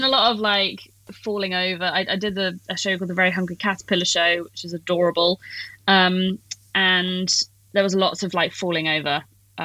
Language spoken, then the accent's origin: English; Plymouth, South West England, United Kingdom; also born or lived in Bristol; Plymouth, which is my hometown.